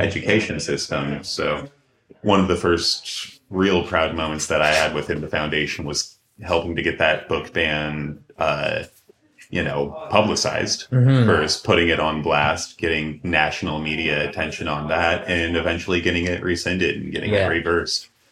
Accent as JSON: {"language": "English", "town": "Wasilla", "region": "Alaska", "country": "United States", "tie": "born or raised there", "said": "growing up in Alaska and mm-hmm. growing up close to the native communities up there"}